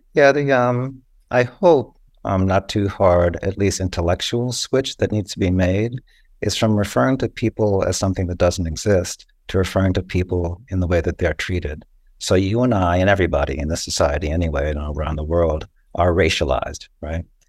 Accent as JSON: {"language": "English", "country": "Costa Rica", "tie": "born or raised there", "moved": "yes", "said": "I was born in Costa Rica and that's part of my heritage."}